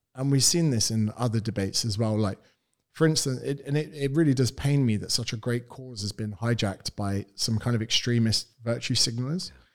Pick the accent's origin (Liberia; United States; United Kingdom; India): United Kingdom; accent: British; moved away as an adult; now in Australia; I am British. I'm from the United Kingdom.